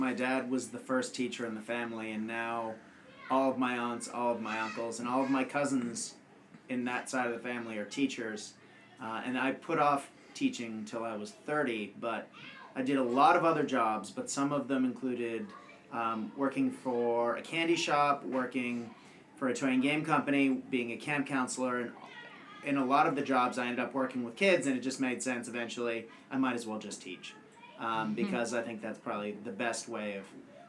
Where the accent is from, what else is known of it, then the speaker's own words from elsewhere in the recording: Japan; When I was a kid, I grew up in Japan, and we had regular earthquake drills, and we actually had several large earthquakes when I lived there.